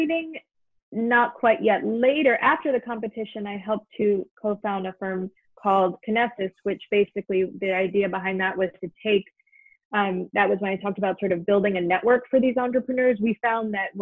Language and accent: English; New York City, New York, United States; So I grew up in New York City, and I grew up in a family that loved to travel